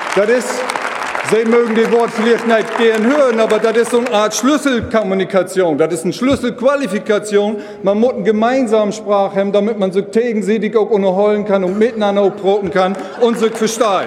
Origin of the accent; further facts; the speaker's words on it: Low German-speaking area, Northern Germany, Germany; accent: Plattdeutsch; first language Low German; German is a second language; Meine Muttersprache ist Plattdeutsch